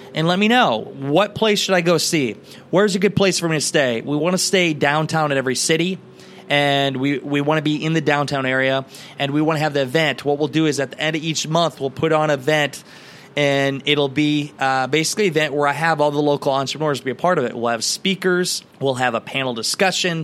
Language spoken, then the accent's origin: English; Garnavillo, Iowa, United States; my hometown of Garnerville, Iowa